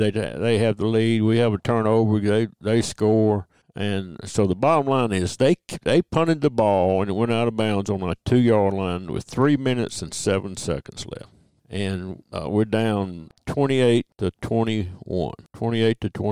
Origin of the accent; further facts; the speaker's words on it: Brownsville, Tennessee, United States; I grew up in Brownsville, Tennessee, in West Tennessee.